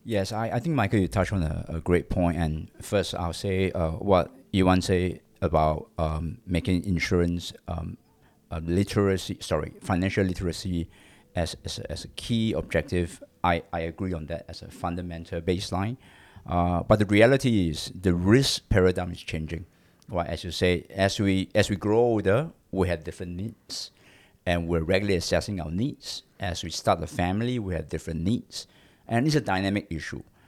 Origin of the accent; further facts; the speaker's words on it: Singapore; I'm a Singaporean, uh, born in Singapore.